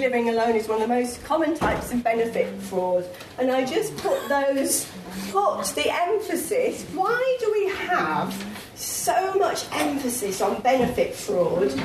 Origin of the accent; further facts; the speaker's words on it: the North East, North East England, United Kingdom; I come from the North East